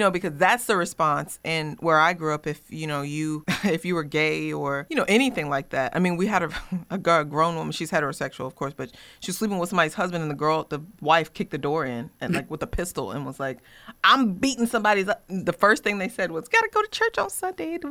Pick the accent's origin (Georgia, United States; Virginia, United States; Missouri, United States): Virginia, United States; Smithville; I grew up in Smithville, Virginia